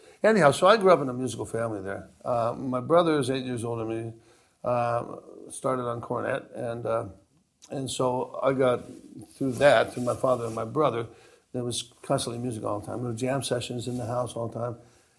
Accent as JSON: {"language": "English", "town": "Johnstown", "region": "Pennsylvania", "country": "United States", "tie": "born there", "said": "I was born in Johnstown, Pennsylvania, in a little mill town, the famous flood."}